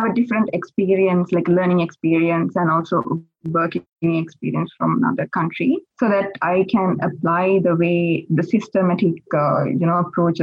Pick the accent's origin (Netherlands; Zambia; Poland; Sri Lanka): Sri Lanka; moved away as an adult; now in Australia; from Sri Lanka. So I've been living in Australia